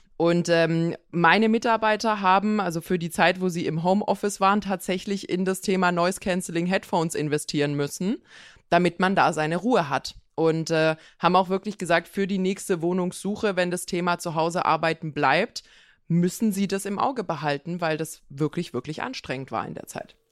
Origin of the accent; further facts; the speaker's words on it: Pforzheim area, Baden-Württemberg, Germany; also born or lived in Konstanz; ich komme ja aus der Gegend von Pforzheim